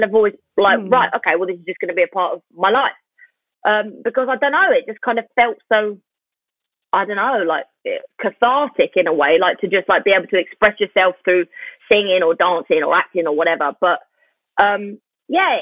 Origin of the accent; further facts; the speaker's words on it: London, United Kingdom; I'm from Lewisham.